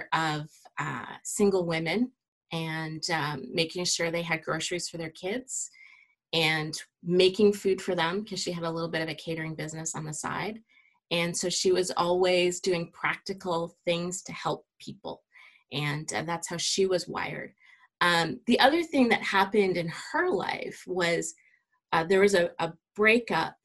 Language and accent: English; Cambridge, Ontario, Canada; also born or lived in Otterville, Ontario; I grew up in Cambridge, Ontario, about an hour west of Toronto